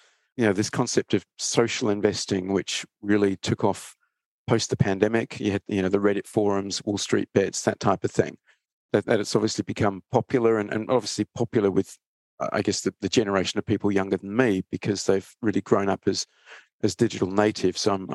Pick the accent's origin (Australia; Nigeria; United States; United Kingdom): Australia; Perth, Western Australia; also born or lived in Sydney; I grew up in Perth. Well, went to high school and university in Perth, Western Australia, and then kind of made my career in Sydney.